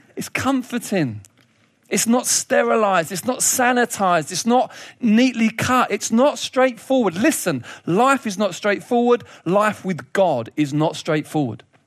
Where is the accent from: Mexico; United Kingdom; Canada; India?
United Kingdom; as British people